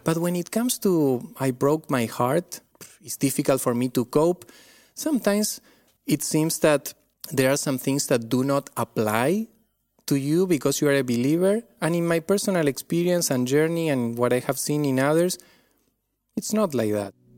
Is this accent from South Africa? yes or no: no; Argentina; accent: Argentine; moved away; I come from Argentina. This is where this accent is from.